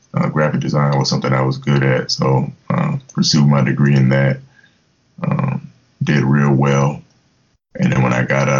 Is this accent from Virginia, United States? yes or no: yes; Virginia Beach, Virginia, United States; moved away as an adult; also born or lived in Mannheim, Germany / Fort Hood, Texas; now in Tampa, United States; I grew up in Virginia Beach, Virginia